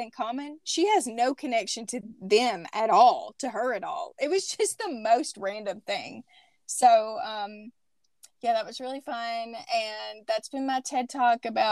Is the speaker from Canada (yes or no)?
no; Southern small town, United States; moved away; I think it's small town, and I think that it's Southern